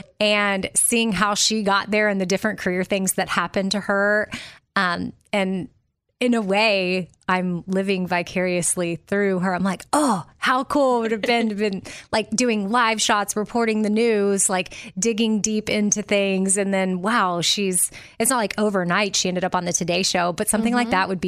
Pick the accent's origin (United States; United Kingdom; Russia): United States; Austin, Texas; But for me, and it's not like I grew up in a small town. I grew up in Austin, Texas.